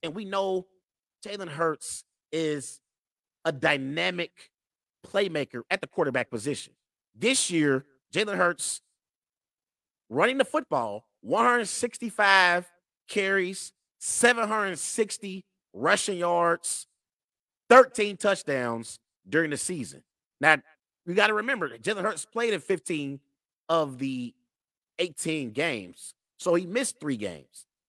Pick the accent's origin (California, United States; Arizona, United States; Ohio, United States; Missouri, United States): Ohio, United States; Cincinnati; my hometown Cincinnati Bengals